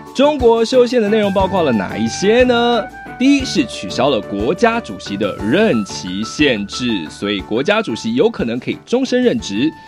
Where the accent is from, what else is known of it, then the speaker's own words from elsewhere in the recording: Taiwan; 我们台湾人